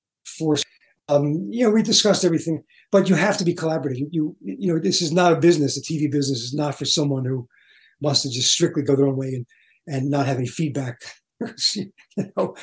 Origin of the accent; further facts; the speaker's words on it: New York City, New York, United States; I grew up in Brooklyn